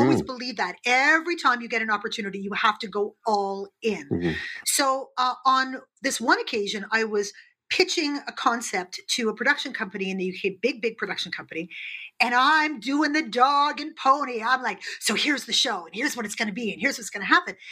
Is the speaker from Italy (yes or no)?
no; Canada; also born or lived in United Kingdom; I'm Canadian